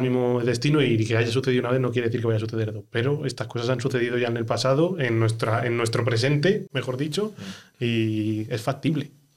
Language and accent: Spanish; Ávila, Castile and León, Spain; soy de Ávila